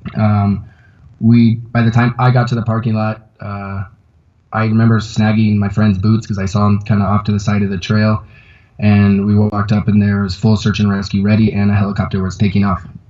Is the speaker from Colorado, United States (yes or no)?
yes; Conifer, Colorado, United States; also born or lived in Portland, Oregon; now in Quito, Ecuador; I'm originally from Conifer, Colorado